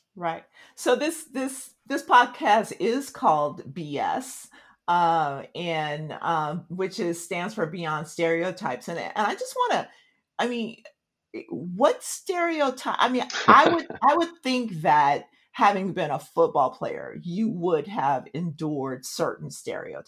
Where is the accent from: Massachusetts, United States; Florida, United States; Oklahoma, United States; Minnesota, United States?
Oklahoma, United States; Tulsa; I was I was born in Tulsa, Oklahoma